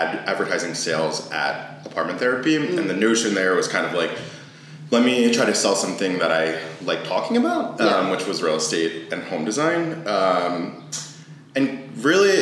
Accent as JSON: {"language": "English", "region": "Maryland", "country": "United States", "tie": "born or raised there", "also_born_or_lived": "New York City", "moved": "as an adult", "lives_now": "Washington, D.C., United States", "said": "I'm from Maryland and I, you know, grew up in the area"}